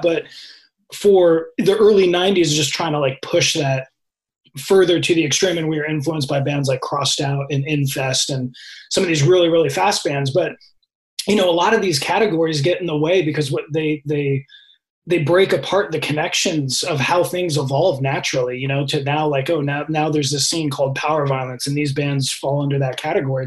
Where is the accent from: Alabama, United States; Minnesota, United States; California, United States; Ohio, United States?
California, United States; Redwood City; Redwood City.